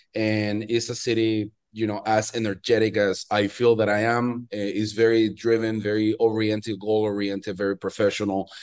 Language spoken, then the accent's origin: English; Venezuela; moved away as an adult; also born or lived in Miami, United States; now in New York, United States; I'm originally from Venezuela. I'm from Latin America, uh, born and raised, and spent, you know, big chunk of my life there until I was around twenty-six, twenty-seven.